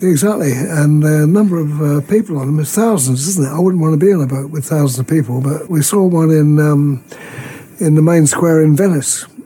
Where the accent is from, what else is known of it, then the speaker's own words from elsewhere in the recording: near Portsmouth, South East England, United Kingdom; I was born near Portsmouth